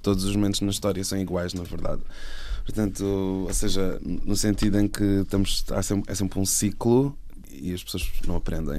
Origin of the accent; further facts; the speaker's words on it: Setúbal, Portugal; now in Lisbon, Portugal; eu sou de Setúbal e tinha vindo morar para cá